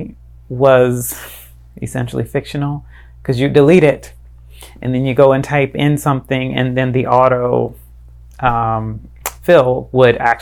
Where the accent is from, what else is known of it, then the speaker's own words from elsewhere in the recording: Fort Lauderdale, Florida, United States; now in Tampa Bay, United States; I'm from Fort Lauderdale, Florida.